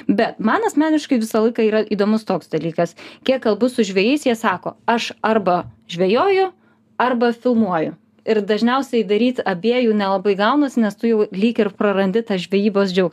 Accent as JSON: {"language": "Lithuanian", "country": "Lithuania", "said": "mes, lietuviai, esam visiškai unikalūs ir skirtiniai."}